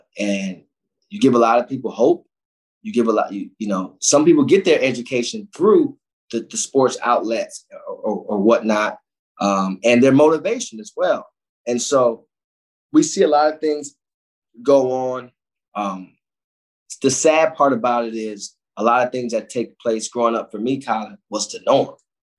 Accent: Cleveland, Ohio, United States; but when you come from those places, inner city Cleveland, like I come from the Glenville community, you wake up with a pain.

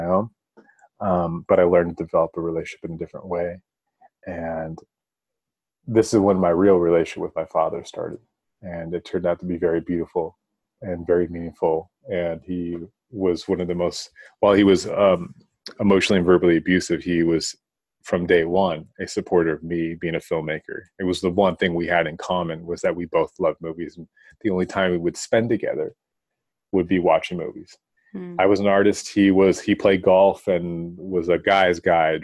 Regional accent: Bay Area, California, United States; the Bay Area where I'm from

